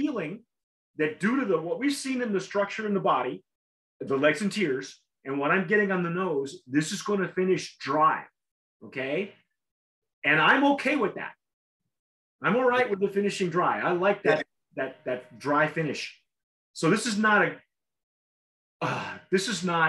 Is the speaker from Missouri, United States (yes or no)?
no; California, United States; I'm such a Californian